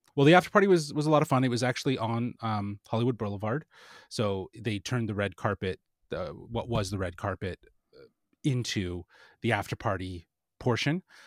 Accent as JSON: {"language": "English", "country": "Canada", "said": "being Canadian"}